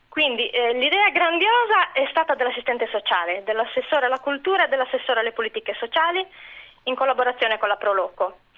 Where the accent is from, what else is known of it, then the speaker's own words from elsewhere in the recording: Ollolai, Sardinia, Italy; le circostanze della vita mi hanno praticamente sempre tenuta nel mio paese come una calamita